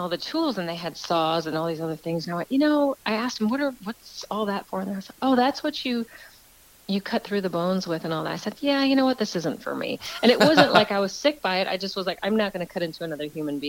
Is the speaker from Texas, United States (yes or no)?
yes; Texas, United States; moved away as an adult; also born or lived in New York; now in Los Angeles, United States; My family moved me down to Texas when I was 8.